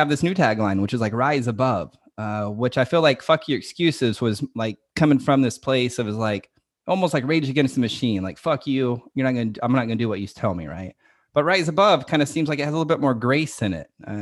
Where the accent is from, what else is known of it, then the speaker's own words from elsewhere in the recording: Dallas, Texas, United States; We're both from Dallas, Texas